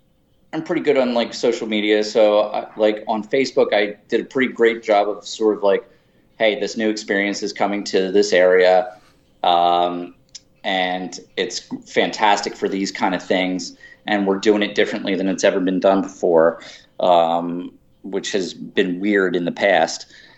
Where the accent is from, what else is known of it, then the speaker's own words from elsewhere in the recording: Philadelphia, Pennsylvania, United States; Southwest Philadelphia, actually.